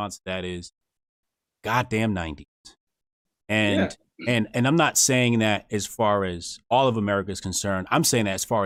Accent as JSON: {"language": "English", "region": "New Jersey", "country": "United States"}